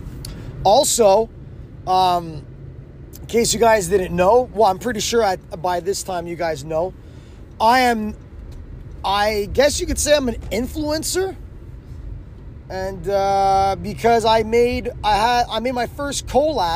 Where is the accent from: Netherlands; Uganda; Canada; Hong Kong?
Canada; Quebec; first language English; I'm from Quebec. Well, I'm English, mother tongue, but I can speak French very well.